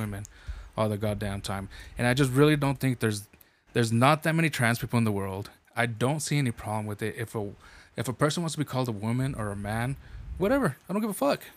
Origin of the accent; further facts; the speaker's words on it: New Mexico, United States; I'm from New Mexico